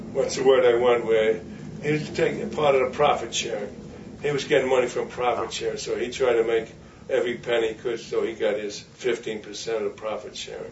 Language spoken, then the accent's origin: English; United States; I'm USA. I'm an American.